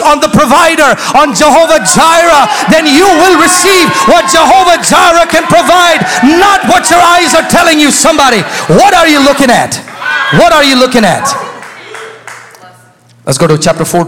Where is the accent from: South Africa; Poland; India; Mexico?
India; moved away; I was raised in India